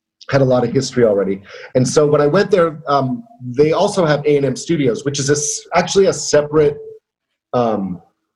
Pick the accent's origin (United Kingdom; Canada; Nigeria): Canada; also born or lived in Montreal; a 17-year-old boy growing up in Canada. So when I moved to Montreal at age 19